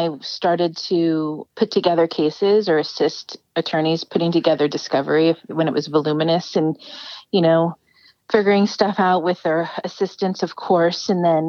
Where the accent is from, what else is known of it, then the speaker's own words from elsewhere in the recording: Bay Area, California, United States; also born or lived in Colma, California / San Lorenzo, California; Originally, I'm from the Bay Area, so I'm from here. I grew up originally down on the peninsula. When I was young, I was living in Colma, California.